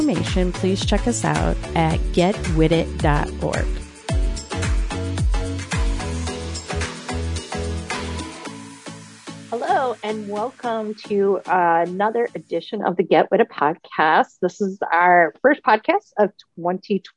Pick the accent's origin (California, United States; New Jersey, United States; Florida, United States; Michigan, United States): Michigan, United States; now in Ohio, United States; I'm originally from Michigan, and we would have feet, like just tons of snow, and they'd never cancel school